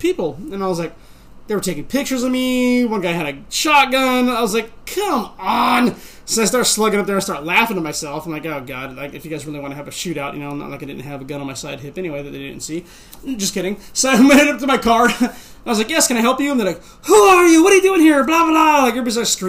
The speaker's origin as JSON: {"language": "English", "area": "Bay Area", "region": "California", "country": "United States", "also_born_or_lived": "Tracy, California", "said": "I'm from Bay Area"}